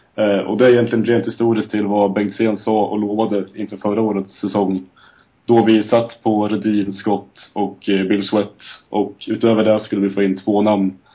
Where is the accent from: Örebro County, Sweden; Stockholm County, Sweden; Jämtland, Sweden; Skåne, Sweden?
Örebro County, Sweden; Lindesberg; now in Eksjö, Sweden; 25 år, från Lindesberg, bosatt numera i Eksjö